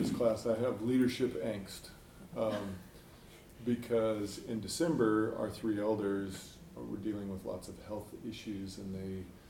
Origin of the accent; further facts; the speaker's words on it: Oregon, United States; Central Oregon.